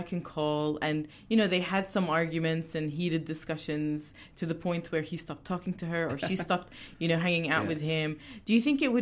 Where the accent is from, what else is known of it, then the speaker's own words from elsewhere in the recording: Australia; also born or lived in UAE; now in United Arab Emirates; I didn't grow up here. I mean, I did, but I didn't.